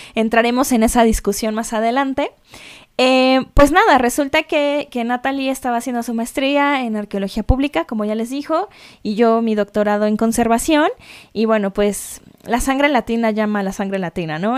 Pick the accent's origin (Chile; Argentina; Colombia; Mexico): Mexico; Mexico City; moved away; also born or lived in London; soy mexicana de la Ciudad de México